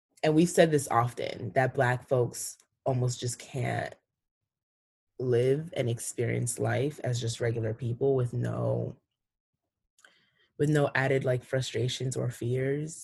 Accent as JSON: {"language": "English", "region": "East Coast", "country": "United States", "tie": "born or raised there", "also_born_or_lived": "Cameroon", "said": "growing up on the East Coast"}